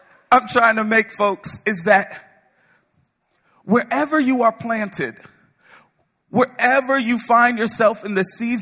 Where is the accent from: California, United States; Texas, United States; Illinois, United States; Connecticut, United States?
Connecticut, United States; moved away; I'm from Connecticut.